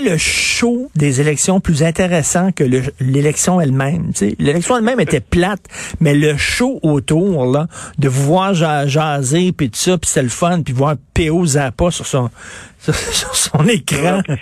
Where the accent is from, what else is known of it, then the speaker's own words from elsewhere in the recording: Quebec, Canada; je suis québécois